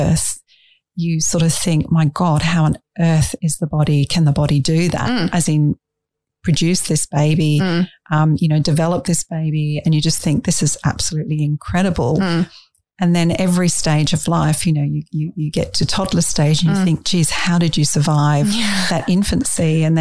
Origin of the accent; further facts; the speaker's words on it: England, United Kingdom; moved away; I was brought up in England